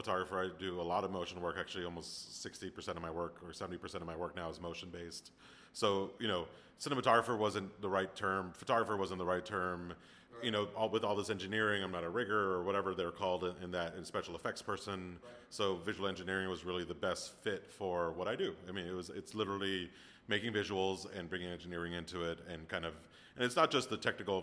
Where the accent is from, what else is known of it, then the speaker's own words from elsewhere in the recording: Miami, Florida, United States; moved away; I'm from Miami originally